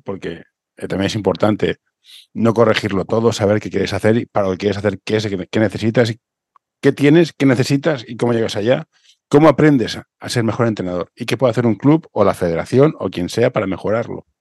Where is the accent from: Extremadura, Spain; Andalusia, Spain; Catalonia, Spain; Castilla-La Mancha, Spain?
Catalonia, Spain; Barcelona; Yo soy de Horta. Horta es lo mejor que hay.